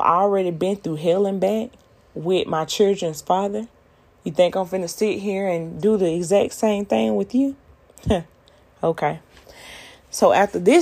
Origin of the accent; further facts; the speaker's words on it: Americus, Georgia, United States; moved away as an adult; also born or lived in Florida; where I'm from, the small city of Americus, Georgia, baby, it ain't nothing but like 2-3 hotels